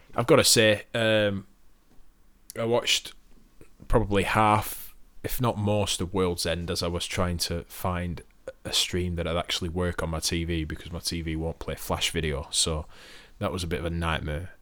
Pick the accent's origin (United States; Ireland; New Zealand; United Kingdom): United Kingdom; I'm British